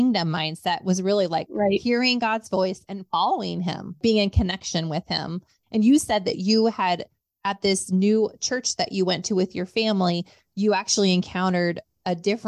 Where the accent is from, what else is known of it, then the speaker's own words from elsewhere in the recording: West Coast, United States; now in Midwest, United States; I'm from the West Coast